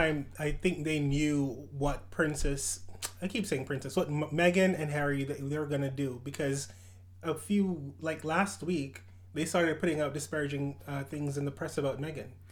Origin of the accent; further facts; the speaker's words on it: Jamaica; moved away; I was born in Jamaica.